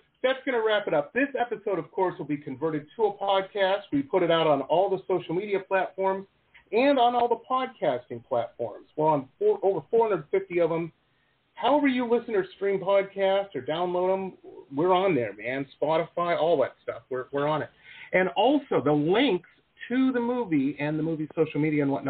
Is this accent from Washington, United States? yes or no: no; Detroit, Michigan, United States; my hometown of Detroit